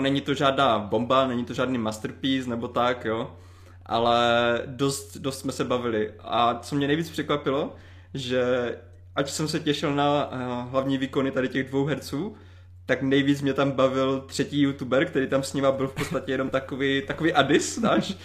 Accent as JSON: {"language": "Czech", "area": "Ostrava region", "region": "Moravian-Silesian Region", "country": "Czechia", "said": "pocházím z Ostravska"}